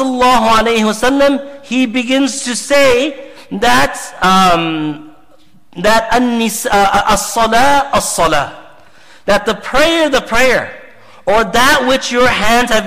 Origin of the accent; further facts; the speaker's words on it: Zambia; I come from Zambia